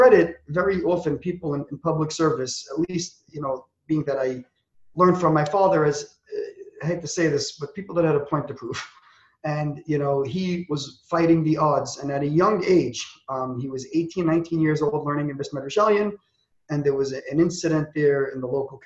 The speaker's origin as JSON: {"language": "English", "town": "New York City", "region": "New York", "country": "United States", "tie": "born or raised there", "said": "I was raised in Borough Park in a very, very communal-oriented family"}